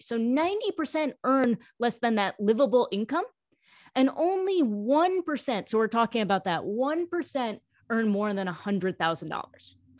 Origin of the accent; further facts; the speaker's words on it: New York, United States; I am South Asian. I was born in New York. I'm an American, but my parents were born in India